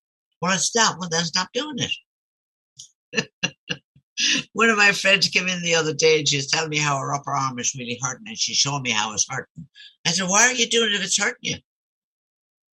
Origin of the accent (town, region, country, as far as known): Ireland; born or raised there; now in United States